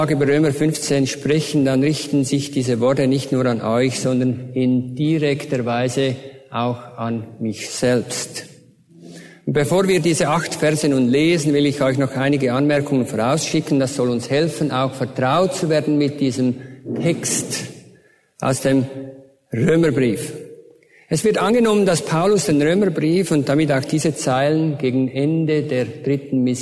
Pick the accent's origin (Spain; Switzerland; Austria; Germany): Switzerland; accent: Swiss; Ich bin ein waschechter Schweizer, aber das hört ihr ja wahrscheinlich an meinem Akzent.